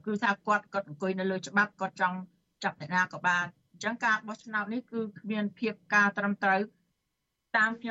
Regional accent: Cambodia; now in United States

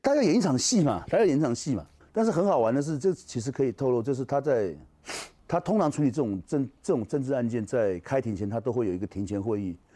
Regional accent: Taiwan; 因为我是台湾人

